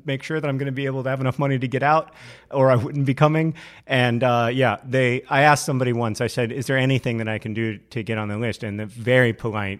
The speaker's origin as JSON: {"language": "English", "region": "Alabama", "country": "United States", "tie": "born or raised there", "moved": "yes", "said": "I grew up in Alabama"}